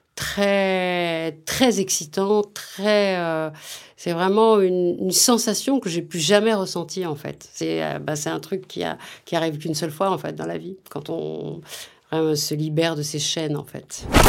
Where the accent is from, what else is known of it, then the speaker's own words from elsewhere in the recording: Vénissieux, Auvergne-Rhône-Alpes, France; also born or lived in Lyon / Oullins; Je suis née à Lyon. J'ai grandi au Minguettes, à Vénissieux, euh, dans la banlieue lyonnaise